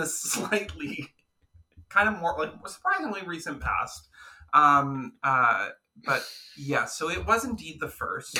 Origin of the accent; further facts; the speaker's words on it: Canada; as two Canadian queens